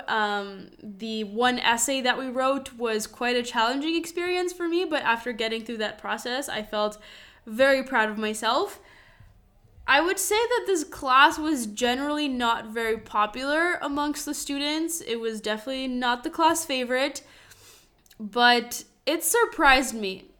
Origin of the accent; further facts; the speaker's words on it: Madison, Wisconsin, United States; moved away as an adult; also born or lived in Lithuania; now in Segovia, Spain; I grew up in Madison, Wisconsin